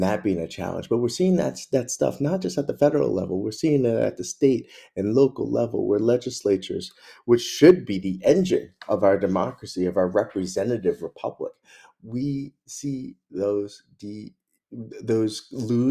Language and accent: English; Mount Airy, Maryland, United States; I'm from Mount Airy